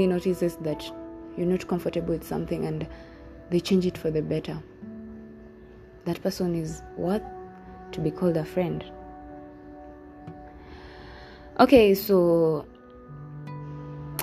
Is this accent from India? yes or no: no; Kenya; I'm from Kenya.